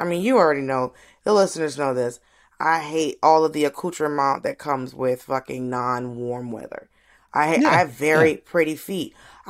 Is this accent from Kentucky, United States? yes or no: no; Miami, Florida, United States; also born or lived in Atlanta; You know, I was born in Miami and we lived there. Like I was born and raised, mm-hmm. I was born in Miami, I was raised in Atlanta, Miami.